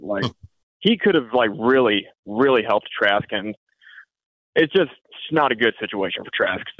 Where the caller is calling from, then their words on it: Bradenton, Florida, United States; I'm calling from Bradenton.